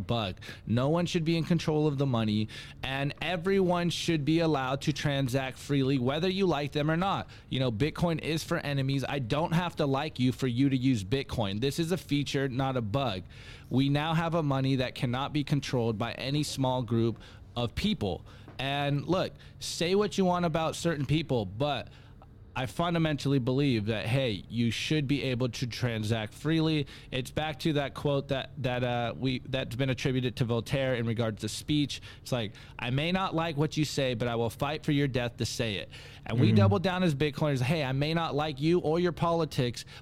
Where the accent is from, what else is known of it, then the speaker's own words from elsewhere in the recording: United States; I am an American